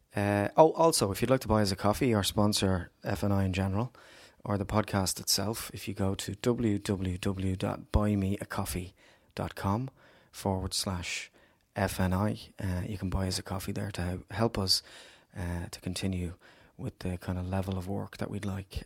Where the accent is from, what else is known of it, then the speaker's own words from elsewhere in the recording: Dublin, Leinster, Ireland; I grew up in Ballymun